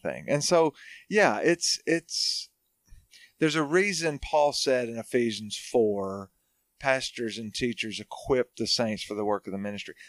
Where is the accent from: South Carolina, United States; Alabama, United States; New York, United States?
Alabama, United States; Hartselle; moved away as an adult; also born or lived in Arkansas / Auburn, Alabama / New Orleans, Louisiana; now in Franklin, Tennessee, United States; I'm from North Alabama, small town called Hartsville